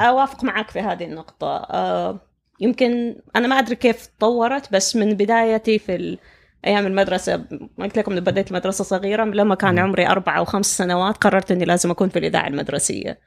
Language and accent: Arabic; Saudi Arabia; moved away as an adult; طبيعة التعليم عندنا في السعودية